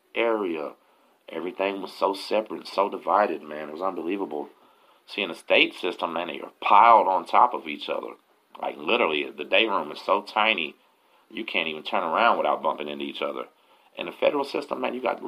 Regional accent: Galveston, Texas, United States; also born or lived in La Marque, Texas; I'm from Galveston

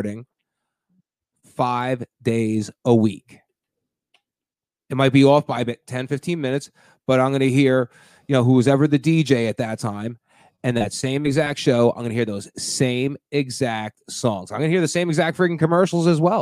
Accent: New Jersey, United States; I'm from New Jersey, right outside of New York

